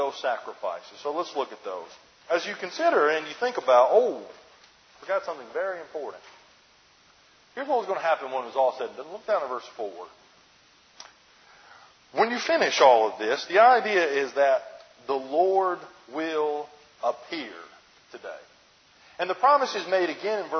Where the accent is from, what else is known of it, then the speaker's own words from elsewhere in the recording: New Jersey, United States; we're from Jersey